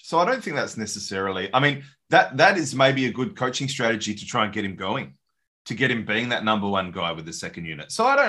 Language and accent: English; Perth, Western Australia, Australia; We are from Perth.